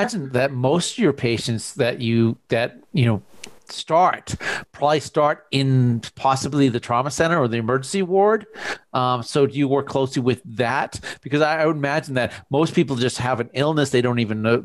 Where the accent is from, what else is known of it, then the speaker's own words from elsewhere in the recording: Boston, Massachusetts, United States; now in Pocatello, United States; I am originally from the Boston area